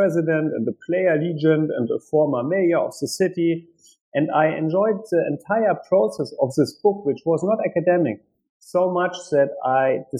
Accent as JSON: {"language": "English", "town": "Hanover", "region": "Lower Saxony", "country": "Germany", "tie": "born or raised there", "also_born_or_lived": "Washington, D.C.", "said": "I grew up in Germany, in West Germany"}